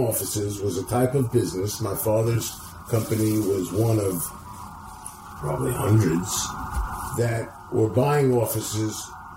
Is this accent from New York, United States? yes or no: yes; New Rochelle, New York, United States; I was raised in New Rochelle. We moved there when I was very young.